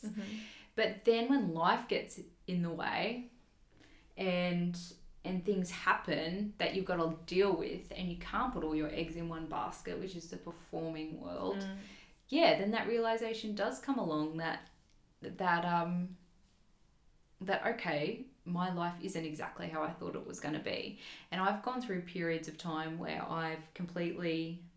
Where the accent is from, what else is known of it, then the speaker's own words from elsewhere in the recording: Toowoomba, Queensland, Australia; my hometown is Toowoomba in Queensland